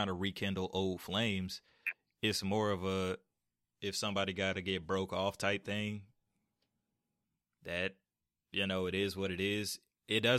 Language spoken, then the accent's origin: English; Atlanta, Georgia, United States; I'm from Atlanta